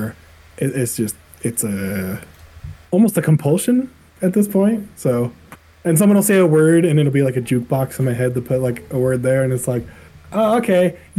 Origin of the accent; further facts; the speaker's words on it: Utah, United States; also born or lived in New York / Colorado; I was born in New York. Oh, didn't know that. Know nothing about New York because I was only working for 2 years. So, yeah. Utah most of my life, but Colorado as well.